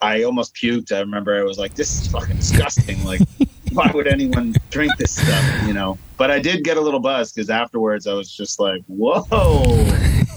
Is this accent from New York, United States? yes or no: yes; Long Island, New York, United States; I'm from Long Island, New York.